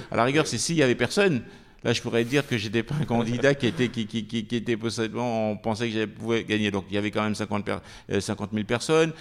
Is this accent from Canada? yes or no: no; France; also born or lived in French Antilles; je suis arrivé, j'avais six ans en, métropole, je suis venu rejoindre mon père, j'ai vécu en banlieue